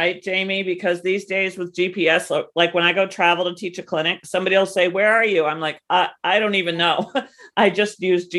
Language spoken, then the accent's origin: English; New Hampshire, United States; I'm from New Hampshire, but I was very cold.